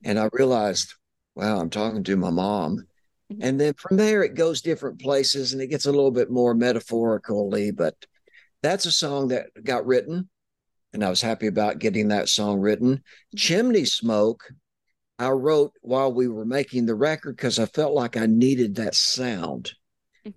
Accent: East Tennessee, United States; I'm from East Tennessee

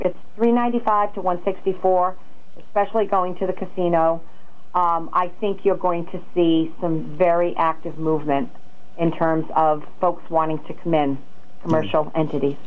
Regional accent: Norwich, Connecticut, United States; also born or lived in Griswold, Connecticut; I grew up in Norwich

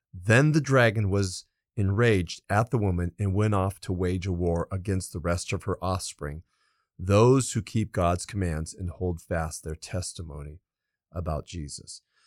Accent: Los Angeles County, California, United States; I was born in California. And so California, and even mm. more specifically, Los Angeles County

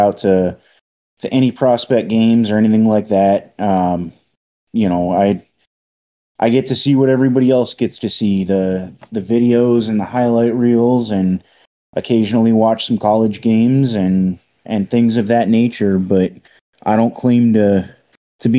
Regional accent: Tucson, Arizona, United States; So I was born and raised in Tucson. I've grown up in Arizona my whole life

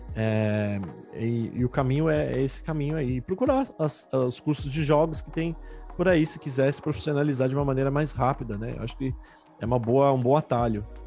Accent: Brazil; como brasileiros

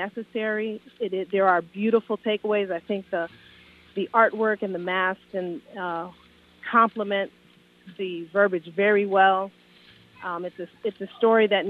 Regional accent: Hartford, Connecticut, United States; I grew up in Hartford

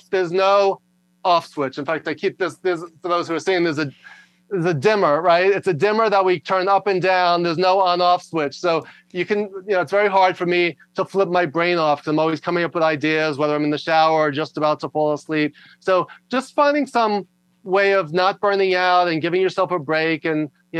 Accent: New York, United States; also born or lived in Los Angeles; I talk loud and fast because I'm from New York

